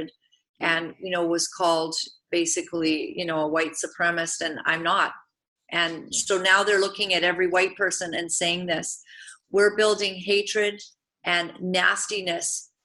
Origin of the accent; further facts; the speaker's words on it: Uganda; moved away; I was born in Uganda, East Africa.